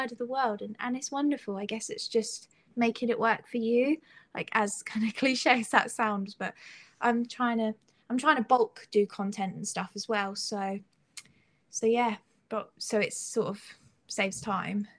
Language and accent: English; Suffolk, East of England, United Kingdom; I'm from Suffolk